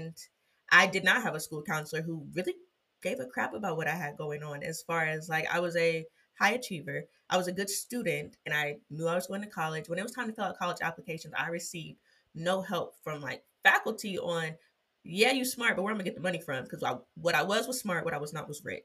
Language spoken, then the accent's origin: English; Ohio, United States; moved away as an adult; now in Florida, United States; I'm from Ohio